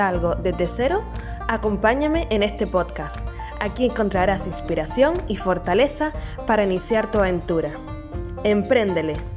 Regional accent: Canary Islands, Spain; nacida en Canarias

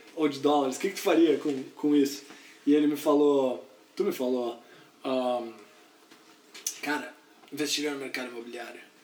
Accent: Porto Alegre, Rio Grande do Sul, Brazil; moved away as an adult; also born or lived in Santa Catarina; now in United States; eu sou de Porto Alegre, uh, gaúcho, e uh, estudei, fiz veterinária lá em Porto Alegre

